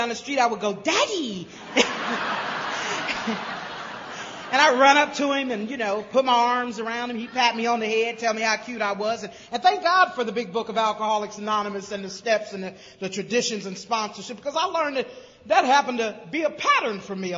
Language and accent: English; Greenville, South Carolina, United States; now in Cincinnati, United States; I was raised in Greenville, South Carolina